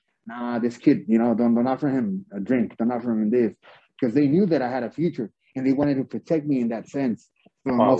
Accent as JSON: {"language": "English", "town": "Ciudad Juárez", "region": "Chihuahua", "country": "Mexico", "tie": "born or raised there", "also_born_or_lived": "El Paso, Texas", "said": "Because I grew up in El Segundo Barrios, in Ciudad Juárez, in La Raya, Colorado, which was like, it was like pretty tough"}